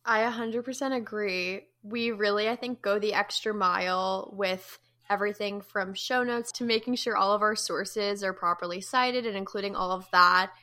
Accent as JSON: {"language": "English", "region": "New Jersey", "country": "United States", "moved": "yes", "lives_now": "Chapel Hill, United States", "said": "I'm from Jersey."}